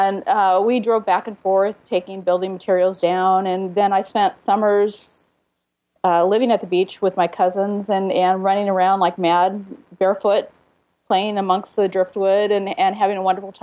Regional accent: Oregon, United States; now in Seattle, United States; I am originally from Oregon

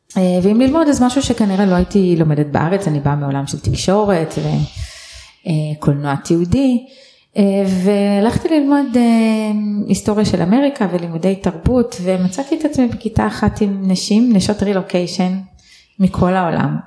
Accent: Israel; אני גדלתי בקיבוץ, בלינה משותפת אה, כל חיי עד גיל 18

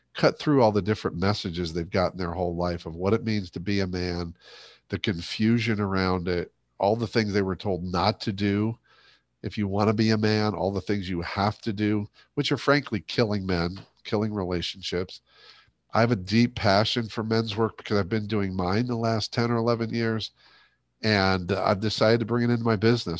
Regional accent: Ohio, United States; born or raised there; moved away

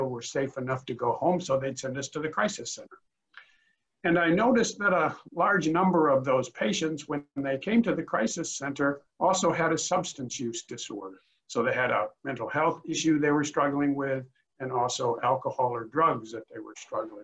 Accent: Rockford, Illinois, United States; also born or lived in Macomb, Illinois / Springfield, Illinois; I was born and raised in Illinois. I was born in Rockford, Illinois, which is about 90 miles northwest of Chicago. Went to high school there

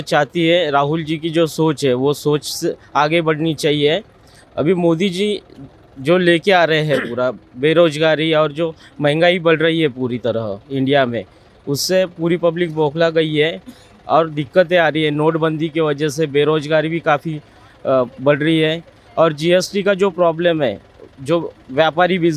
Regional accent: Maharashtra, India; मैं महाराष्ट्र से ही हूँ

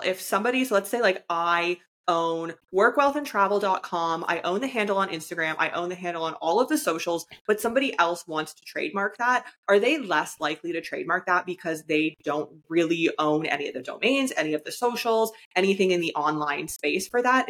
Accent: Canada; I'm from Canada

